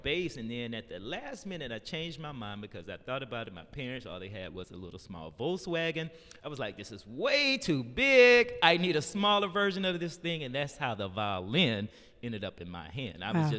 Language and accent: English; Decatur, Georgia, United States; Man, I grew up in here in Decatur.